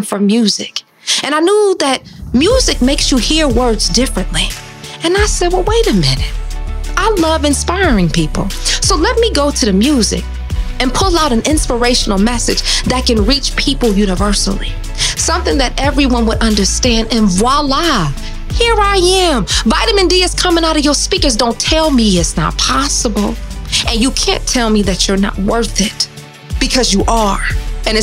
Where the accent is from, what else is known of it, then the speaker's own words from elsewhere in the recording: Detroit, Michigan, United States; We are two Midwest girls. I'm from Detroit